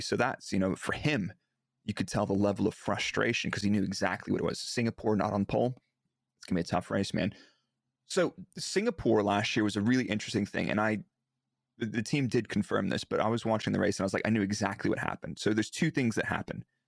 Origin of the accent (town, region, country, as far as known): Dallas, Texas, United States; born or raised there; moved away as an adult; now in Milton Keynes, United Kingdom